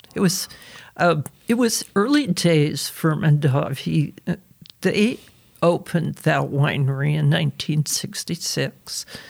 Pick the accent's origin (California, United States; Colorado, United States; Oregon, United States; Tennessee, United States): Oregon, United States; The Dalles; I was born in 1943 in the Dalles, Oregon, which is a town east of the Cascades